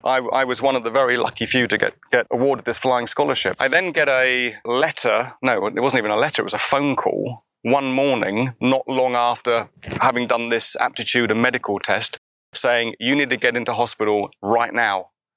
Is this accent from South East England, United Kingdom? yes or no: yes; South East England, United Kingdom; the rest of the world isn't like where I was brought up in Surrey.